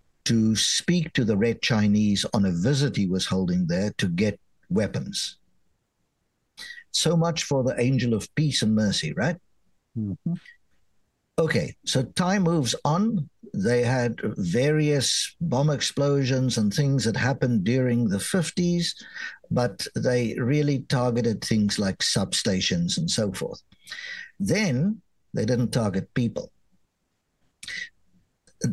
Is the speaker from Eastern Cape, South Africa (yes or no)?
yes; Port Elizabeth, Eastern Cape, South Africa; now in United States; my hometown of Port Elizabeth